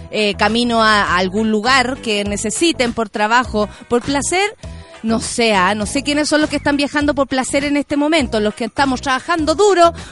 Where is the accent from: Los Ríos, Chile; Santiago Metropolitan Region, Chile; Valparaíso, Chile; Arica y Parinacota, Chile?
Arica y Parinacota, Chile; Arica; born there; viví, no sé, y nací en Arica, ¿Cachai?